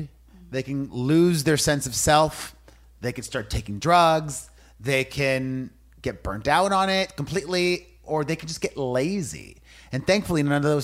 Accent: Miami, Florida, United States; growing up in Miami, my Cuban immigrant parents taught me that it was all about hard work

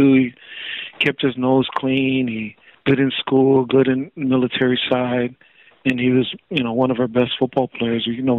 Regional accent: Hawaii, United States; just growing up on the North Shore, there's not much else to do but to play sports.

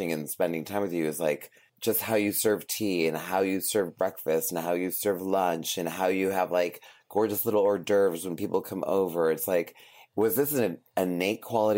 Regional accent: New England, United States; I'm from New England

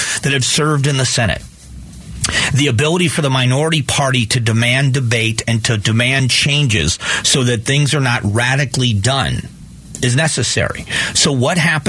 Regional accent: Florida, United States; I was raised in Florida, and I've been here a long time.

